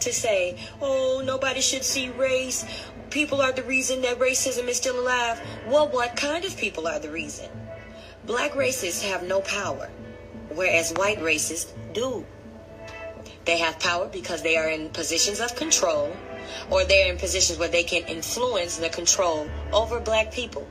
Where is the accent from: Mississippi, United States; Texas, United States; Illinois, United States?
Illinois, United States; Villa Park; I grew up in Villa Park, Illinois, was the only black girl on an all-white cheerleading squad